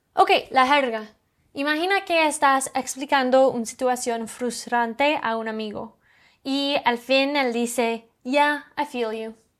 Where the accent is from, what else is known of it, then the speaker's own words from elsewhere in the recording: Canada; Spanish is a second language; Oh, I'm from Canada.